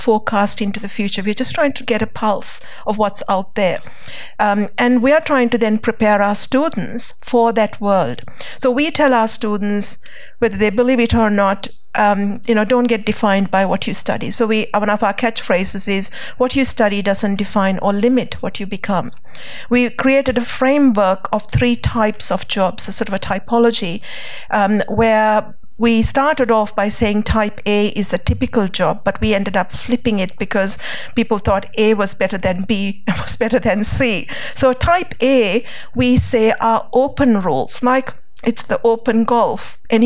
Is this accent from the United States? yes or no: no; Sri Lanka; now in Australia; I grew up in Sri Lanka